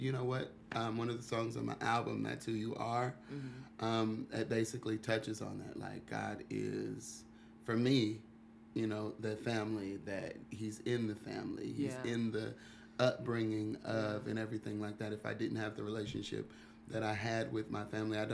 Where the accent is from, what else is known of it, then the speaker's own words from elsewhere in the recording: Topeka, Kansas, United States; now in Chicago, United States; Born and raised Topeka, Kansas. I'm from Kansas, yes